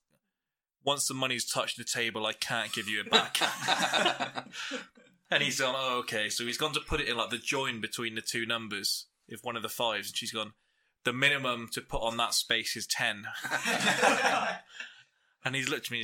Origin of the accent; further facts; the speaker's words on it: England, United Kingdom; we're all English